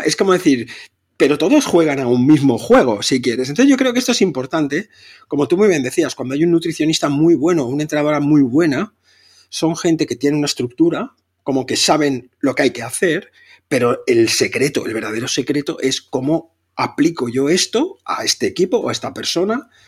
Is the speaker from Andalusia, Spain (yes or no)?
no; Catalonia, Spain; soy catalán